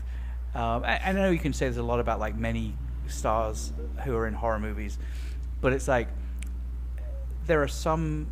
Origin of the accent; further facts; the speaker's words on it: England, United Kingdom; now in United States; I'm from England